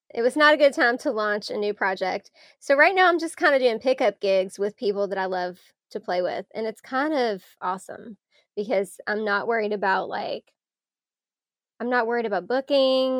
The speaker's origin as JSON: {"language": "English", "town": "Louisville", "region": "Kentucky", "country": "United States", "tie": "born or raised there", "said": "I'm from Louisville"}